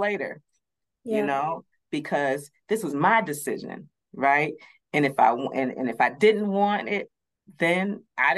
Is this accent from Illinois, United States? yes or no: no; Madison, Wisconsin, United States; I grew up, I'm from Madison, Wisconsin, so I grew up in it's a little more diverse now